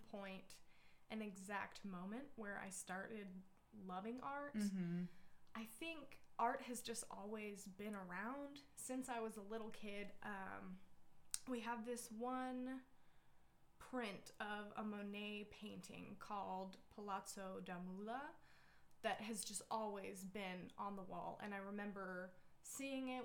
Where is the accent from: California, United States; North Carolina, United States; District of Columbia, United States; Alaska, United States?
Alaska, United States; also born or lived in Utah / Kodiak, Alaska / Kenai, Alaska; now in Fairbanks, United States; So I was originally born in Utah, but I grew up mostly in Alaska